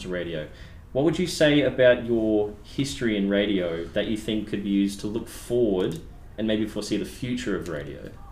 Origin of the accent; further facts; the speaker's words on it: Boonah, Queensland, Australia; my hometown of Boona